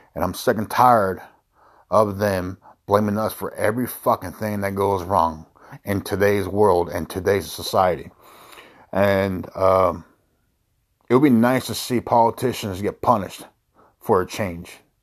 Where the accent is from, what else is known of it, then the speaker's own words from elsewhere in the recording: United States; I was born here in the United States. My father who migrated from Mexico